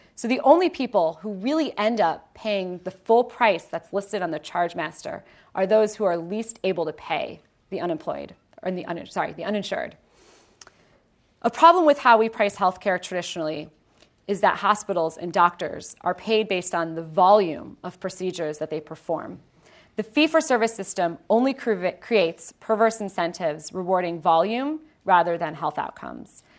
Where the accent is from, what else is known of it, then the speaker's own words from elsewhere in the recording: Ohio, United States; born and raised in Ohio